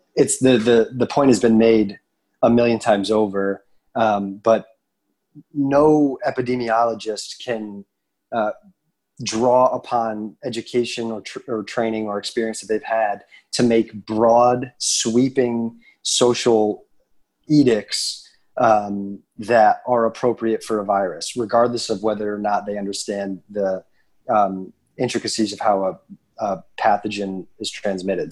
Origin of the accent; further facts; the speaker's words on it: United States; we as American Christians